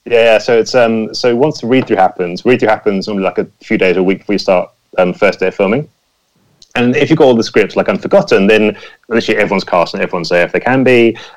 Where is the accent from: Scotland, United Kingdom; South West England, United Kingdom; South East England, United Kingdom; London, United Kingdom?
South East England, United Kingdom; near Pinewood Studios; I grew up near Pinewood Studios